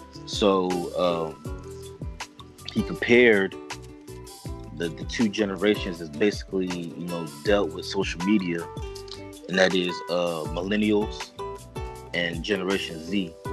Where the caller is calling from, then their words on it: California, United States; Bay Area.